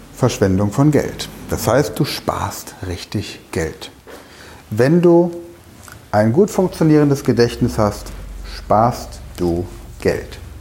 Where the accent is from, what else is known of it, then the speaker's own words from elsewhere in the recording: Germany; bei uns in Deutschland